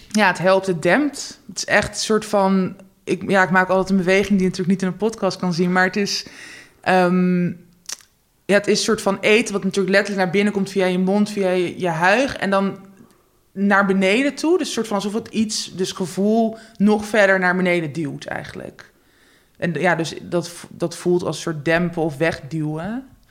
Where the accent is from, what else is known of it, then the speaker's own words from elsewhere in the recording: Netherlands; ik ben geboren in Nederland. Met, mijn moeder is Nederlands, mijn vader is Joegoslavisch